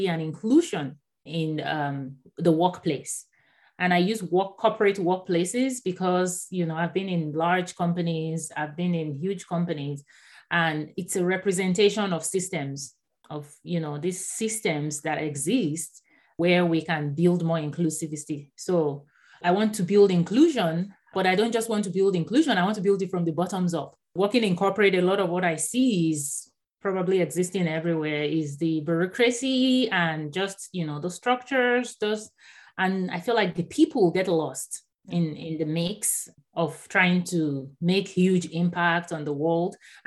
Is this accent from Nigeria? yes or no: yes; Nigeria; first language Yoruba; English is a second language; moved away as an adult; also born or lived in Houston, Texas; now in San Diego, United States; I was born in Nigeria. So I actually grew up in Nigeria, and I didn't move to the US until 2009.